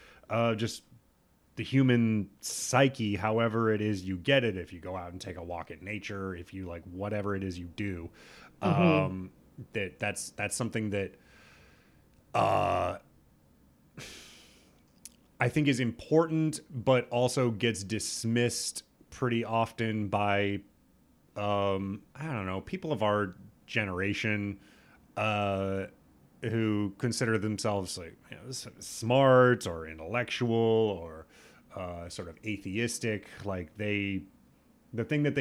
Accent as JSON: {"language": "English", "region": "Nebraska", "country": "United States", "said": "I'm also from Nebraska."}